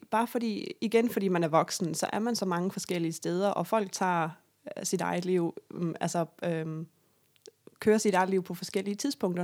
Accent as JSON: {"language": "Danish", "town": "Sønderborg", "region": "Southern Denmark", "country": "Denmark", "moved": "yes", "said": "Sønderborg, Lille Sønderborg, hvor jeg kommer fra"}